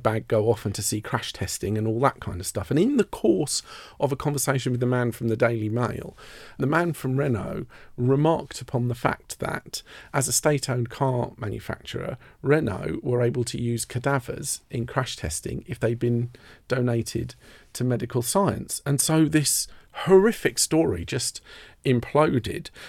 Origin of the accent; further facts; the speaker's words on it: Merstham, South East England, United Kingdom; also born or lived in Redhill; I grew up in a, a village called Merstham in Surrey